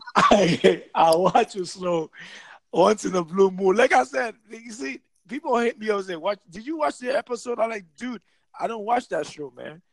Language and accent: English; Haiti; moved away; also born or lived in New York City, United States; I'm from Haiti originally